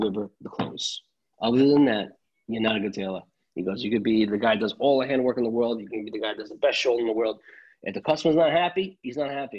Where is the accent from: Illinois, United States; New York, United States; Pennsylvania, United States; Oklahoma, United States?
New York, United States; Long Island; first language Italian; English is a second language; I grew up in Long Island